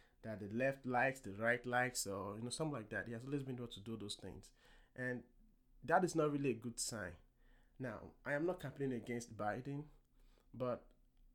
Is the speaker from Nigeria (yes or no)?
yes; Nigeria; now in United States; I am an African American. I was born in Nigeria